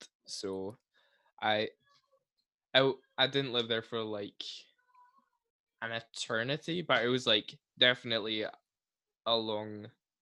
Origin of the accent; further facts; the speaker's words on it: Canada; I'm from Canada myself